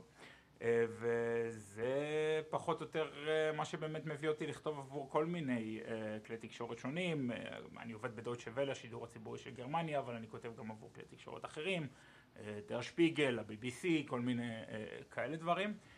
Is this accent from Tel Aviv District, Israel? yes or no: no; Ashdod, Southern District, Israel; moved away as an adult; now in Cologne, Germany; במקור מאשדוד, אמ, עיר הולדתי